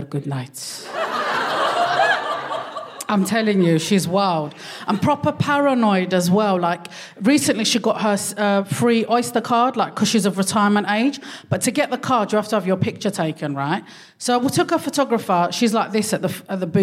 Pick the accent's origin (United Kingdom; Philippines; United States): United Kingdom; London; first language Darija; English is a second language